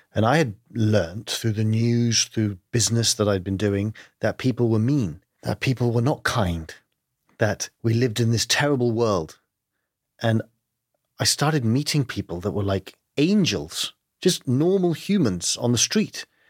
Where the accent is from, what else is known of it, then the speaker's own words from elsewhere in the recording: London, United Kingdom; accent: English; I grew up in London, uh, but my family is Greek